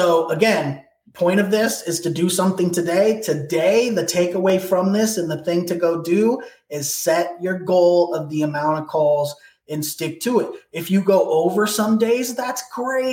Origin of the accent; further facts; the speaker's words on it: Portland, Oregon, United States; now in Miami, United States; I'm from Portland originally. I've lived in Miami for the last 15 years